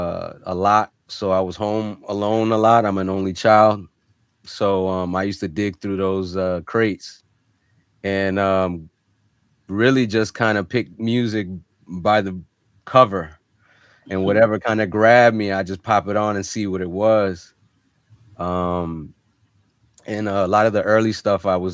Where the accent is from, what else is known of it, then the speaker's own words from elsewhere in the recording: North Miami, Florida, United States; also born or lived in Germany; I was an army brat for a while, but was located, we pretty much set roots down in Miami, Florida, North Miami to be exact, when I was about 5 years old